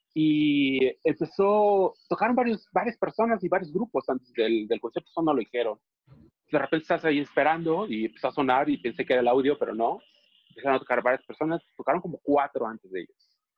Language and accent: Spanish; Mexico City, Mexico; nosotros que somos chilangos y sureños